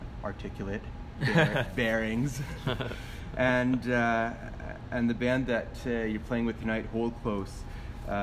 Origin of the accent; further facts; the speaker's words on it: Canada; I am the Canadian contributor